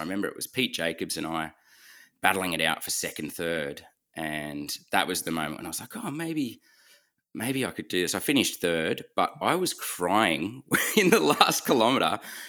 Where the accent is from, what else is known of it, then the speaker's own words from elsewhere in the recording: Lord Howe Island, New South Wales, Australia; Yeah, so Cam and I grew up on Lord Howe Island, a tiny island east of Australia. I think it's got 300, 400 people living